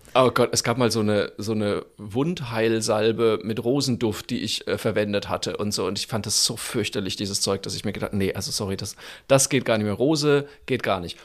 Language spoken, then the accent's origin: German; Franconia, Bavaria, Germany; ich bin ja Franke